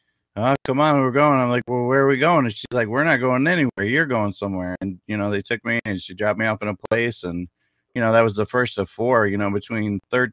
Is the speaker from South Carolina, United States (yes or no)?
no; Clearwater, Florida, United States; I'm from Clearwater, Florida